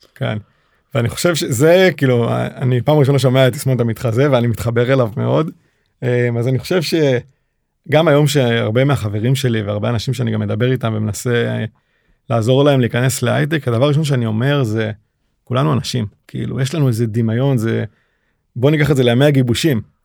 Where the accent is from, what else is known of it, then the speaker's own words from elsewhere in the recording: Israel; accent: Israeli; הישראלי, עם מבטא שעד היום אני מתגאה בו